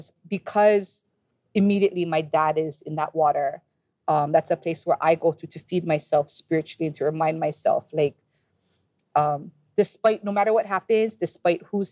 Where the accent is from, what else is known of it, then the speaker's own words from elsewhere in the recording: Ewa Beach, Hawaii, United States; also born or lived in Waikiki; I grew up in Pu'uloa, otherwise known as Ewa Beach, Kuhina Street